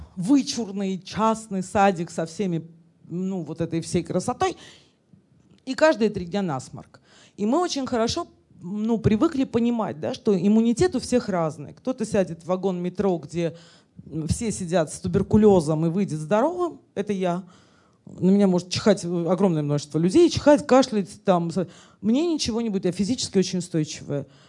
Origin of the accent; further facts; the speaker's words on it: Russia; я этническая армянка и говорю, мы русские, но я русская